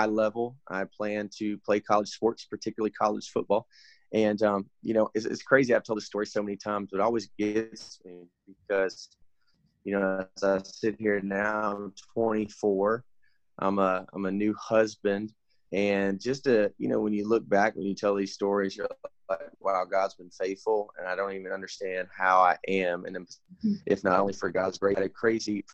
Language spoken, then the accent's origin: English; Little Rock, Arkansas, United States; moved away as an adult; now in South Carolina, United States; born and raised in Little Rock, Arkansas, left Little Rock, Arkansas when I was 18 years old to go to college out in South Carolina.